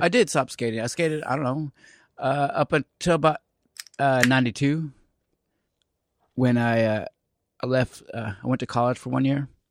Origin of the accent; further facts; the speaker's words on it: Central Illinois, United States; moved away; also born or lived in Kansas; I'm from Central Illinois